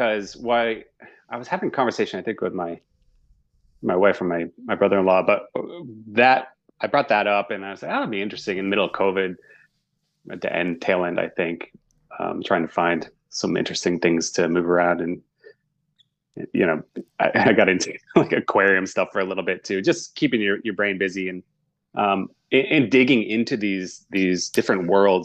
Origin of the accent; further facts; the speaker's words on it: Northeast United States, United States; I grew up in the Northeast United States.